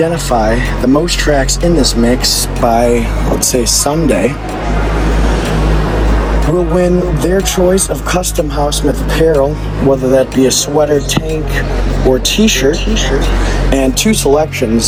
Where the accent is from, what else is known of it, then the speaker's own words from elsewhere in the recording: Detroit, Michigan, United States; moved away; my hometown, the birthplace of techno, the city that hosted MJ Stein, John Deich, and myself this last weekend, the city of Detroit